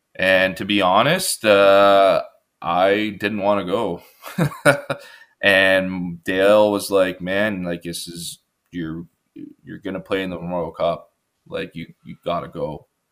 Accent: Richmond Hill, Ontario, Canada; grew up on um, pretty big lot in Richmond Hill

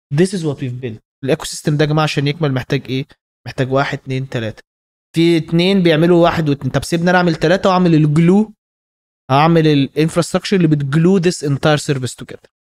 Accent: Egypt; عندنا في مصر

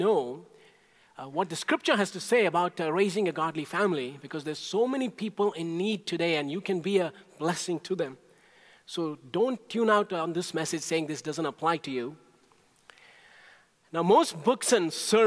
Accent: India; moved away; when I was growing up in India

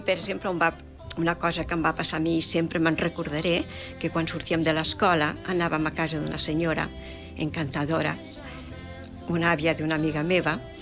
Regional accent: Gessa, Catalonia, Spain; also born or lived in Montgarri; Iessa, que és el meu poble de que he viscut tota la vida, eh, pràcticament

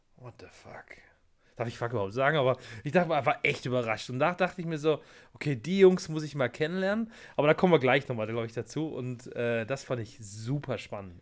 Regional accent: Germany; dass ich ein Deutscher bin

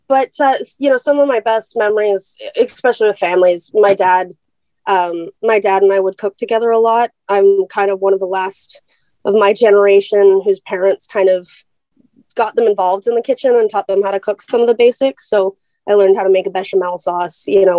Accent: Vancouver, British Columbia, Canada; So I'm from the West Coast. I was born and raised in Vancouver, BC.

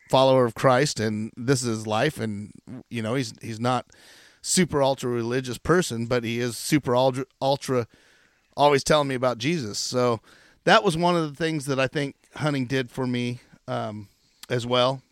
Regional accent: Chiloquin, Oregon, United States; I grew up in Chiloquin, Oregon

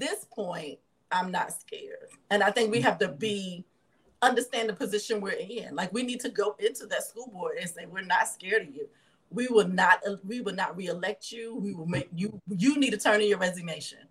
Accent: Lawrenceville, Virginia, United States; now in Memphis, United States; So I grew up in Lawrenceville, Virginia

